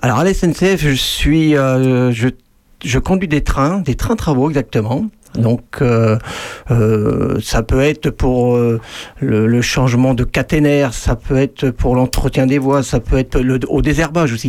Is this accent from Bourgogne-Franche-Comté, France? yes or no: yes; Charny, Bourgogne-Franche-Comté, France; je suis de Charny même. Donc, c'est-à-dire que ça fait 59 ans que je suis à Charny.